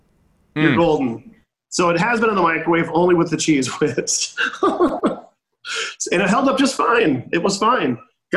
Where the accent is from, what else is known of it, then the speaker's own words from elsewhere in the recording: Apple Valley, Minnesota, United States; I'm from Apple Valley, Minnesota. That's where I started my journey.